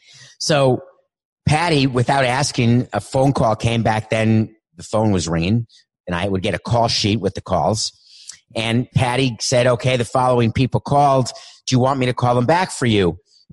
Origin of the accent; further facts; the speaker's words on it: Montreal, Quebec, Canada; now in Florida, United States; I inherited an assistant in 2002 when I came from Montreal to Florida